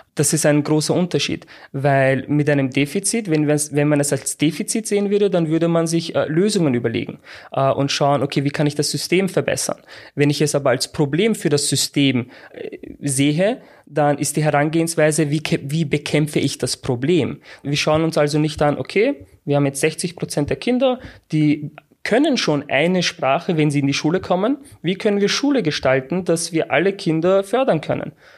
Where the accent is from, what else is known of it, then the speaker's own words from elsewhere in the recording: Austria; Also ich bin in Österreich geboren